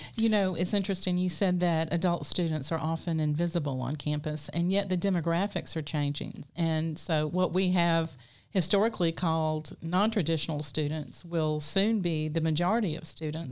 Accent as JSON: {"language": "English", "town": "Daphne", "region": "Alabama", "country": "United States", "tie": "born or raised there", "said": "I grew up in Daphne"}